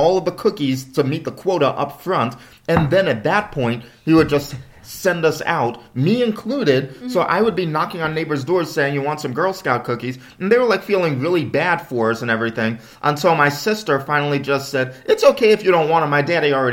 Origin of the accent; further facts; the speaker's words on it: the South, United States; moved away; I'm from the South